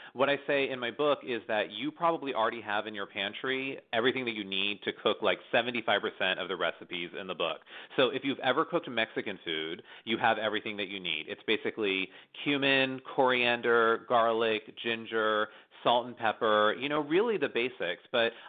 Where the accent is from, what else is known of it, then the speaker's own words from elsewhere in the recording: India; I don't even eat spicy food, and, I'm Indian, and I'm an Indian cook.